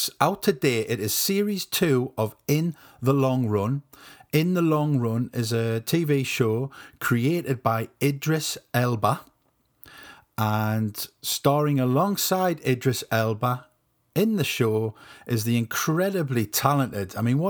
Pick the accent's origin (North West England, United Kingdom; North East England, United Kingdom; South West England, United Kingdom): North East England, United Kingdom; Ashington; accent: Northumbrian; I'm south of Northumberland, north of Newcastle. I'm from a place called Ashington